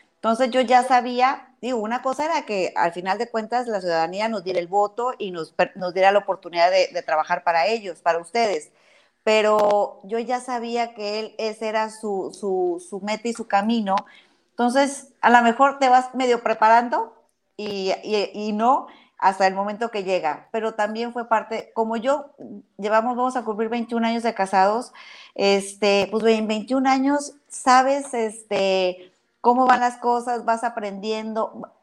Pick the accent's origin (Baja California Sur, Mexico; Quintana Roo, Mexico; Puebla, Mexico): Baja California Sur, Mexico; yo soy una muy orgullosa sudcaliforniana. Defiendo mi tierra